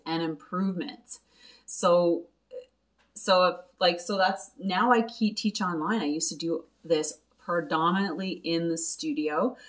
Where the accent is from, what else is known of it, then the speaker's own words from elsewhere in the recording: Quebec, Canada; I'm originally from Quebec. Uh, yes, I am a English speaking Quebecer